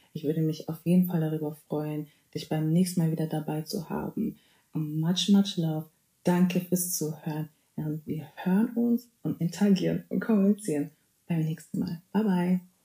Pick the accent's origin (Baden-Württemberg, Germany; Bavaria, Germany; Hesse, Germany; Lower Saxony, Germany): Bavaria, Germany; moved away as an adult; now in North Rhine-Westphalia, Germany; Ich bin in Bayern geboren, aufgewachsen und wohne jetzt ähm, seit kurzem in NRW, um zu studieren